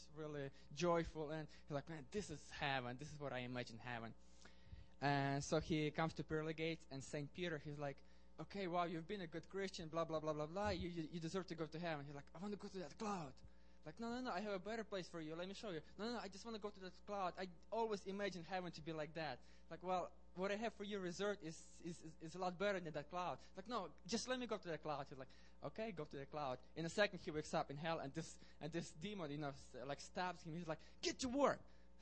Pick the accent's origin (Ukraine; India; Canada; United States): Ukraine; moved away; I was born in Ukraine, like 15 miles from where Russell was born. So I hope you like my accent